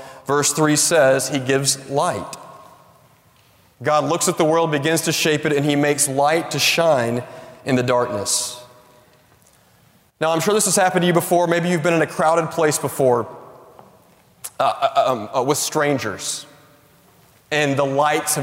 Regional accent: Tennessee, United States; I grew up in Tennessee

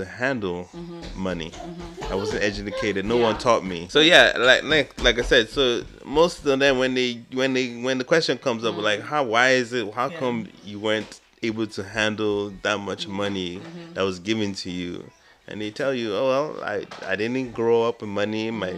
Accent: Nigeria; moved away; myself growing up in Nigeria

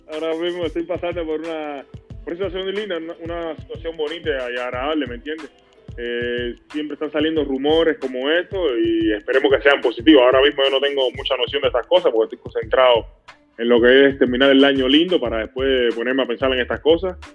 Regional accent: Cuba; es, un orgullo muy grande, porque soy cubano 100%. Para mí todo segundo, todo minuto que yo pueda de una forma u otra representar a mi país, para mí es un honor bien grande.

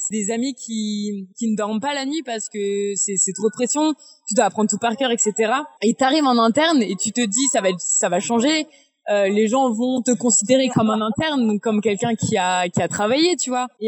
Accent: Angers, Pays de la Loire, France; dans le sens où moi je viens d'Angers

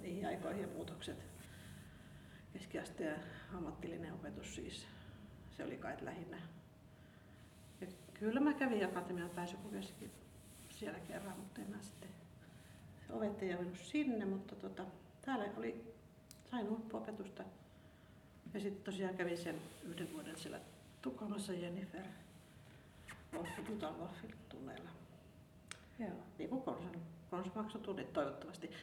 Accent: Kaustinen, Central Ostrobothnia, Finland; kun PH muutti Kaustaselle, niin hän muutti samaan kylään kuin mistä mä kotoisin

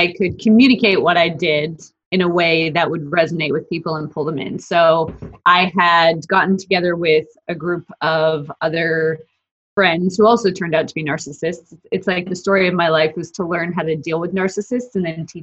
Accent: Calgary, Alberta, Canada; moved away as an adult; also born or lived in Australia; now in Dallas, United States; I'm from Calgary, Alberta

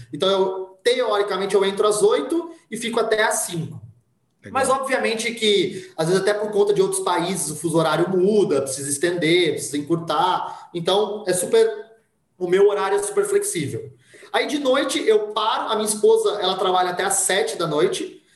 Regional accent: Monte Mor, São Paulo, Brazil; Eu sou de Montemor

